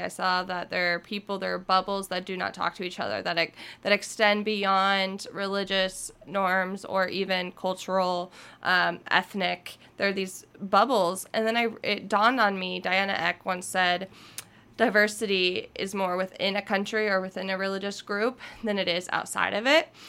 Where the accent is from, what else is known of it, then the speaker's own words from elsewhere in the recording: United States; we're American and then we're Christian